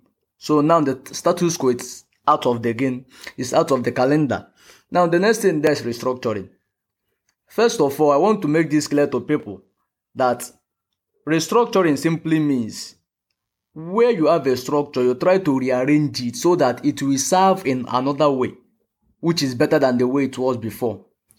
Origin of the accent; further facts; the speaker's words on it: Imo, Nigeria; now in Anambra State, Nigeria; I'm from Imo State, and Imo State is in eastern Nigeria. But I reside in Anambra State, and Anambra State is also in eastern Nigeria.